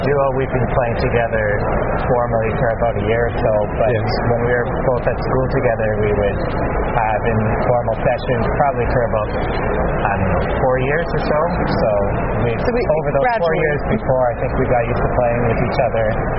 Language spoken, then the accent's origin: English; Ottawa, Ontario, Canada; moved away as an adult; now in Winnipeg, Canada; I'm from Ottawa, but I actually just moved to Winnipeg in October.